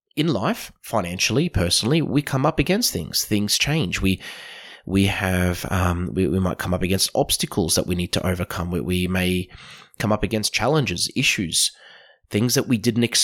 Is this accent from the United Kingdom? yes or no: no; Australia